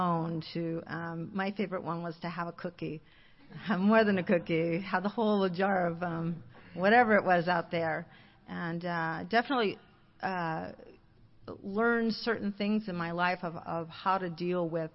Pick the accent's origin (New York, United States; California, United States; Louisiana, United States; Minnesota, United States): California, United States; Alhambra; I grew up in Alhambra, a very small little town